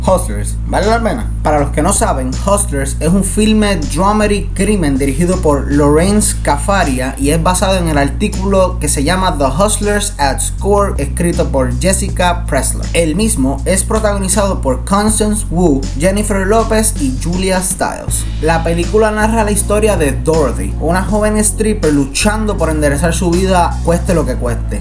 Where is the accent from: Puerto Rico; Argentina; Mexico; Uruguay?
Puerto Rico